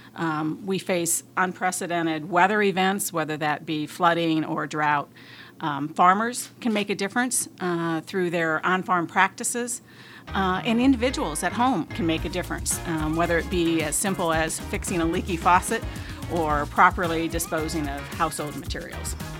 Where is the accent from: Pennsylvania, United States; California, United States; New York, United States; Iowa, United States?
Iowa, United States; northeast; moved away; I grew up uh, on a grain and livestock farm in northeast Iowa